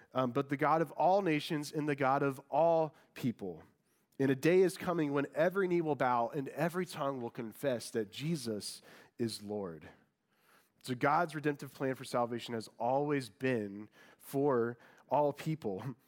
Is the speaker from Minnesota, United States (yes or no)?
no; Indiana, United States; moved away; I'm from Indiana, and I, I was born and raised a huge Colts fan